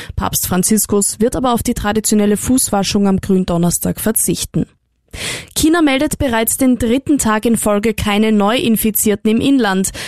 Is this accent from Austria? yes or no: yes; Austria